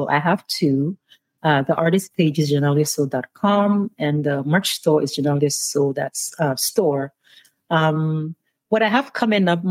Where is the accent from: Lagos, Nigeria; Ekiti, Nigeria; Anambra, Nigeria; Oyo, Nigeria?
Oyo, Nigeria; Ibadan; moved away as an adult; now in United States; I grew up in Ibadan